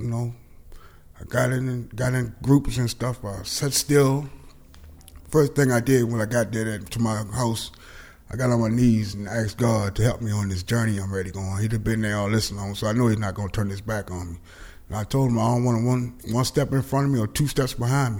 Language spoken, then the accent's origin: English; Annapolis, Maryland, United States; also born or lived in Baltimore; I grew up in Annapolis, below Annapolis, South County, Hardwood, Maryland, country boy